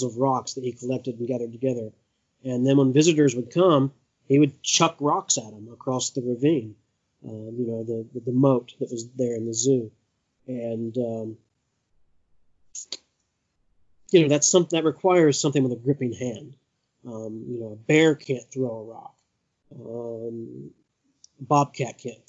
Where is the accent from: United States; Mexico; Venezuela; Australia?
United States; Appalachia, Eastern Kentucky; I grew up in Eastern Kentucky in Appalachia, and I currently live on 64 acres of wooded land in the middle of nowhere in Elliott County, Kentucky